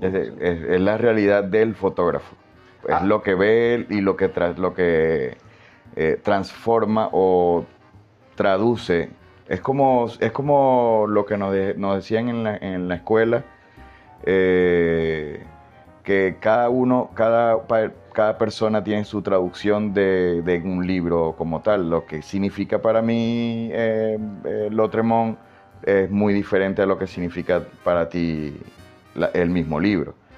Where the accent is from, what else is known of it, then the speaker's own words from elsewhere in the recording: Maracaibo, Zulia, Venezuela; más que venezolano pues, me puedo identificar como maracucho